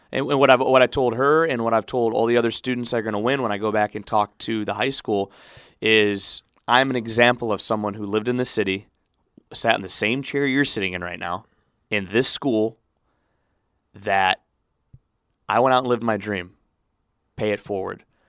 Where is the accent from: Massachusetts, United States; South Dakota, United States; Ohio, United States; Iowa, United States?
Ohio, United States; Cleveland; moved away; C B S in Cleveland to cover my hometown teams